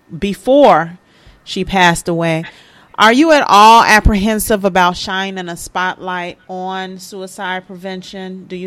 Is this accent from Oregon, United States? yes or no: no; Chicago, Illinois, United States; You can tell by what's the violence that's going on in Chicago. I'm from Chicago.